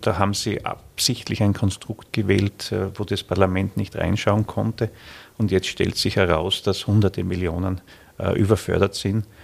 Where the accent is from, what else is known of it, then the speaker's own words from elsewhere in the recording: Styria, Austria; bei uns in der Steiermark